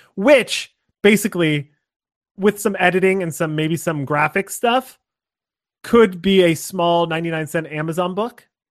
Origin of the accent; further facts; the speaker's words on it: Scranton, Pennsylvania, United States; I grew up in Scranton, Pennsylvania, or just outside of Scranton, Pennsylvania